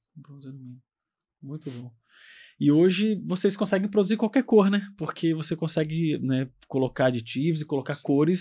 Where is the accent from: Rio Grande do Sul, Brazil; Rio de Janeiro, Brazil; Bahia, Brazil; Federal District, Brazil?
Federal District, Brazil; Brasília; a gente lá de Brasília, porque eu sou de Brasília